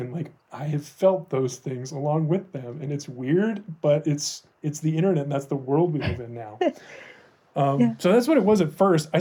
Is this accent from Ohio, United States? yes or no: yes; Ohio, United States; moved away as an adult; now in Denver, United States; I grew up in Ohio